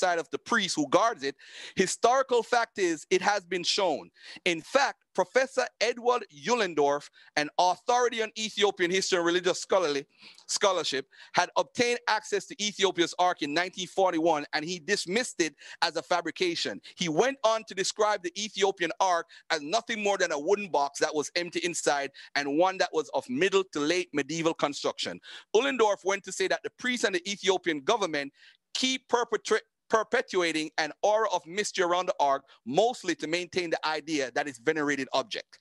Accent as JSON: {"language": "English", "country": "Jamaica", "said": "I'm Jamaican"}